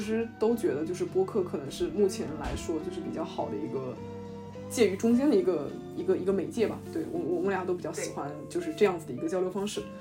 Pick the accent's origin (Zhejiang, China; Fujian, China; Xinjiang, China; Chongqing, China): Zhejiang, China; Ningbo; moved away as an adult; also born or lived in eastern United States; now in United States; 我是一个土生土长的宁波人，然后目前是在美国东部的某所大学读本科